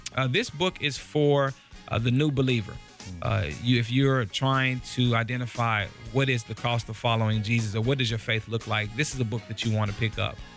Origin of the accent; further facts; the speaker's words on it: Kansas City, Missouri, United States; moved away as an adult; I'm originally from Kansas City, Missouri. uh, born and raised